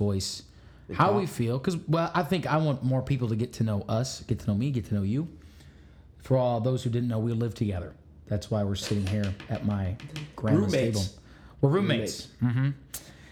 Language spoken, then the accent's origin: English; Illinois, United States; now in Nashville, United States; I'm from Illinois